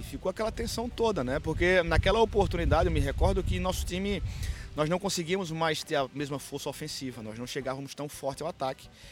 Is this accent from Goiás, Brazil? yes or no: no; Caruaru, Pernambuco, Brazil; E eu sou, sou do interior do, de Pernambuco